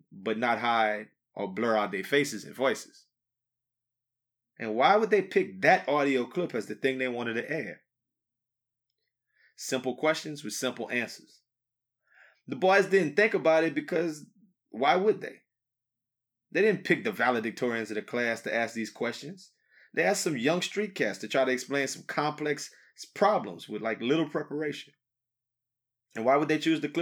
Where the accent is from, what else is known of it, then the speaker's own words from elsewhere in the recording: Acadiana, Louisiana, United States; we have a problem in our hometown